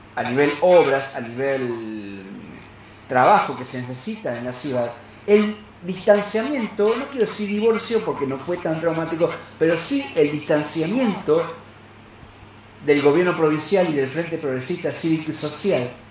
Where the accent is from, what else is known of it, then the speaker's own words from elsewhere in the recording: Santa Fe, Argentina; como santafesino